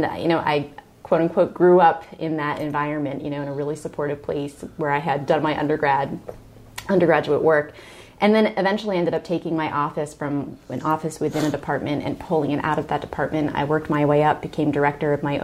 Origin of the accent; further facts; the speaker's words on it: Upper Bucks County, Pennsylvania, United States; also born or lived in Selinsgrove, Pennsylvania; I grew up in Upper Bucks County